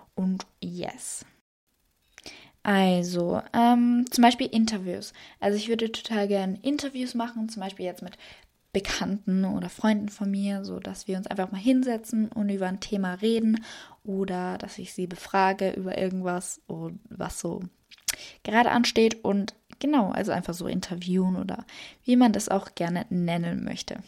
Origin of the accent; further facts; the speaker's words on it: Salzburg, Austria; ich komme aus Österreich. Genau gesagt aus Salzburg